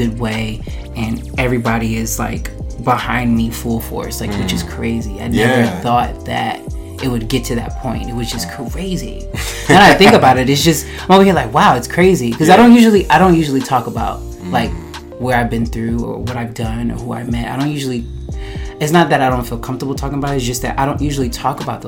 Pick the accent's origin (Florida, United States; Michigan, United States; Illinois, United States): Florida, United States; Jacksonville; moved away as an adult; now in New York, United States; I'm from Jacksonville, Florida